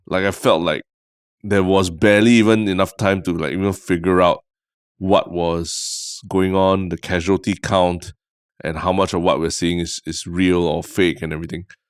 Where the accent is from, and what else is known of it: Singapore